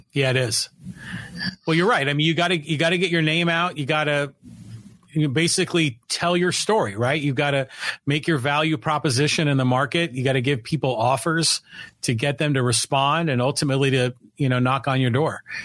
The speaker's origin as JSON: {"language": "English", "area": "San Francisco Bay Area", "region": "California", "country": "United States", "tie": "born or raised there", "moved": "as an adult", "lives_now": "San Diego, United States", "said": "I grew up in the San Francisco Bay Area"}